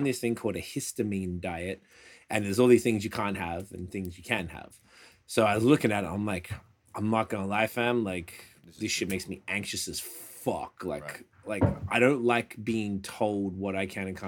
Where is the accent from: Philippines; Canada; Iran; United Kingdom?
Canada; I'm Canadian.